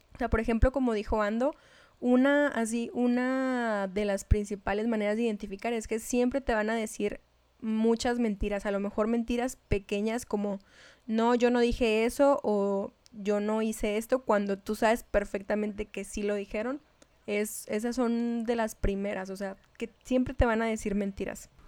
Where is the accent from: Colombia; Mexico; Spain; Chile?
Mexico; Chihuahua; accent: norteña; hablaba como norteña.